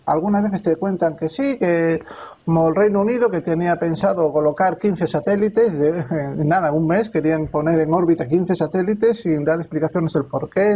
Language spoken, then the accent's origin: Spanish; Spain; also born or lived in Alicante; Y yo soy español. Yo soy español y vivo aquí en España